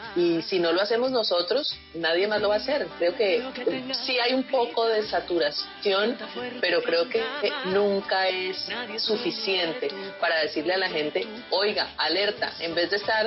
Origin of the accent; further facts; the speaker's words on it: Ginebra, Valle del Cauca, Colombia; now in United States; Ginebra, mi tierra